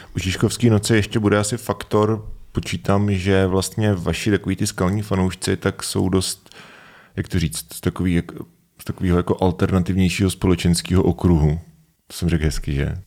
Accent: Svitavy, Pardubice Region, Czechia; já jsem ze Světav

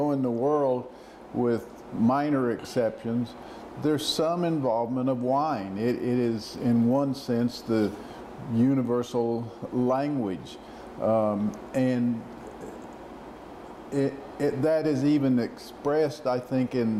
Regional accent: Odessa, Texas, United States; moved away as an adult; also born or lived in Alaska; I'm from Odessa, Texas

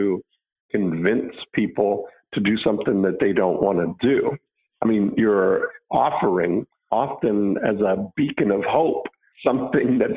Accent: Halton Hills, Ontario, Canada; I grew up outside of Toronto in Halton Hills

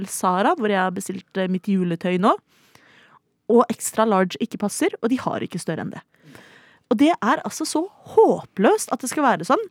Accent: Oslo, Norway; Jeg er 29 enn så lenge. Eh, fra Oslo

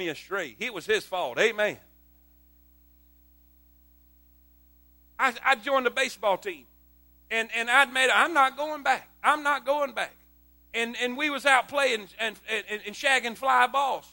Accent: South Florida, United States; moved away as an adult; also born or lived in South Carolina; I grew up in South Florida my whole life

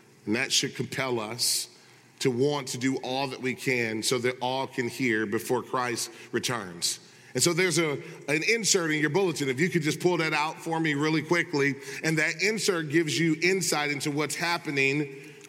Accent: Michigan, United States; growing up in Michigan

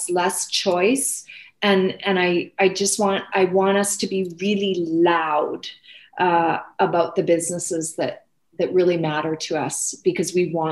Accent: Canada; I think we're Canadian.

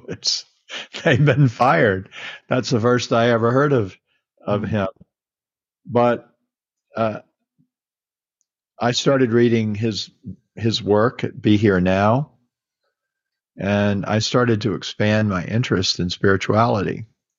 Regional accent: Mississippi, United States; moved away; I was born in Mississippi and, you know, I went to church

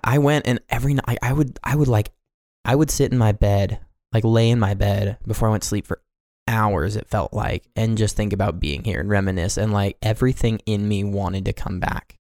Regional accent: Johnson County, Kansas, United States; also born or lived in Pasadena, California; now in Montana, United States; I actually went to live in, uh, Johnson County with a an overall populace of approximately one point two million people in a city

